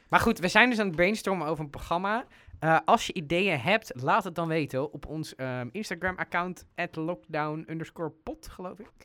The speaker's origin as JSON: {"language": "Dutch", "country": "Netherlands", "said": "zeker als Nederlanders"}